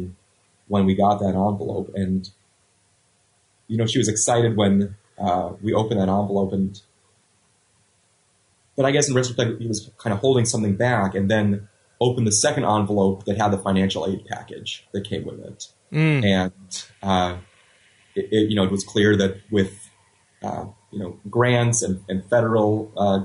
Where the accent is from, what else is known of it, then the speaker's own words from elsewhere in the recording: Los Angeles, California, United States; I grew up in Los Angeles